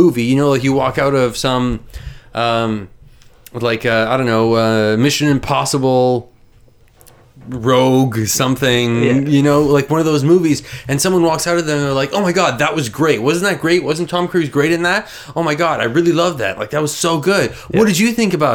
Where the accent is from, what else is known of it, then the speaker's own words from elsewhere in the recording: Canada; I'm Canadian.